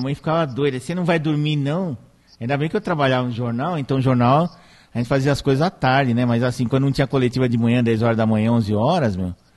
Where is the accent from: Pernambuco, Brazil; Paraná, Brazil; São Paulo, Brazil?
São Paulo, Brazil; São Caetano do Sul; quando eu era criança, lá no São Caetano